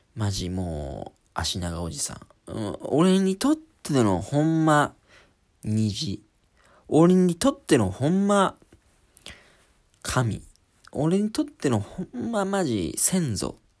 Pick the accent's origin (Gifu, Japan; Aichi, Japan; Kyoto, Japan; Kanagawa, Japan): Gifu, Japan; also born or lived in Sangenjaya, Tokyo; now in Tokyo, Japan; 僕は東京で、あ岐阜出身なんですけど